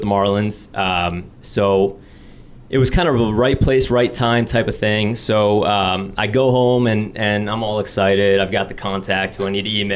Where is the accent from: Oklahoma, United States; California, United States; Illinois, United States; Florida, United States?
Florida, United States; Fort Lauderdale; I grew up in South Florida. I'm from Fort Lauderdale